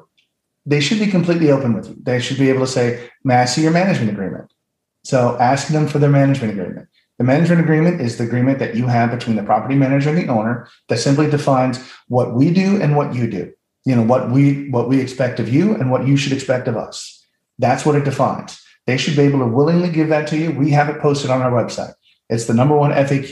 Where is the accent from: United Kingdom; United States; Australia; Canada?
United States; St. Louis, Missouri; I'm from St. Louis.